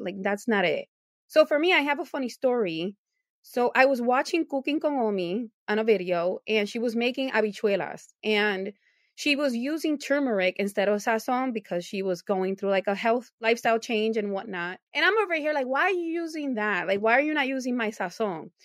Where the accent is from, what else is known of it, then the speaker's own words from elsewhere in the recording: Puerto Rico; moved away as an adult; also born or lived in New Jersey, United States; now in Buffalo, United States; I moved to Puerto Rico at seven years old. I grew up there until I was 29.